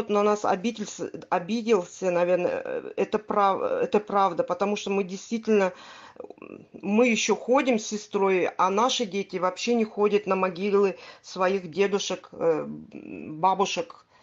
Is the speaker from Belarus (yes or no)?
no; Crimea, Ukraine; Э, я крымчанка. Вы правильно сказали, я крымчанка. Э, живу в Крыму, в Симферополе.